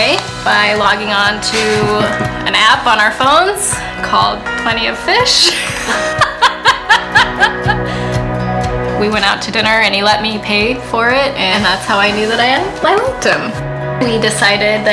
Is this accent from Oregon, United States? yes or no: yes; Jefferson, Oregon, United States; also born or lived in Washington State; I am originally here from Oregon. I grew up here in Jefferson.